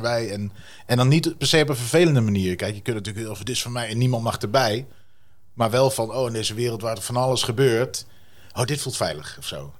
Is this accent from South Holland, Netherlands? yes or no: no; Wierden, Overijssel, Netherlands; accent: Twents; first language Twents; ik vind mijn moedertaal ook heel leuk